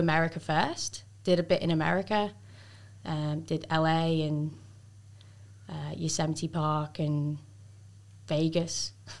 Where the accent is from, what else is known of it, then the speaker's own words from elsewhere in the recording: Greasby, North West England, United Kingdom; moved away as an adult; also born or lived in Melbourne, Australia / Sydney, Australia; now in Central Coast, Australia; I'm from the Wirral, which is very close to Liverpool in England. And it's quite near Chester as well.